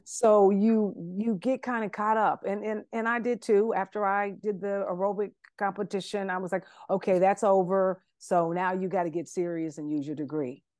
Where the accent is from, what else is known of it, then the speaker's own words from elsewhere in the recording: Columbus, Ohio, United States; moved away as an adult; now in Atlanta, United States; I'm originally from Ohio, uh, Columbus, Ohio